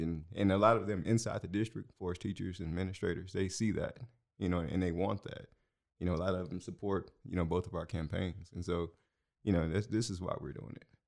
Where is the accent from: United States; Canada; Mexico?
United States; Houston, Texas; moved away as an adult; also born or lived in Aldine, Texas; now in Waco, United States; I'm from Houston originally.